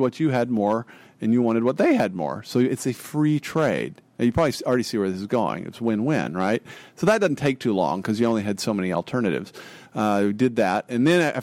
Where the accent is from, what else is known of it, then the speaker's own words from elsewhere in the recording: Amarillo, Texas, United States; I grew up in Amarillo, Texas, a town in the panhandle of Texas